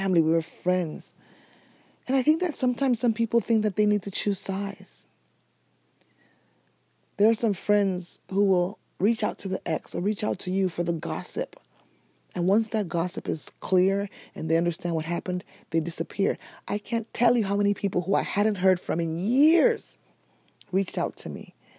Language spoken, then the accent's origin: English; Nigeria; I'm Nigerian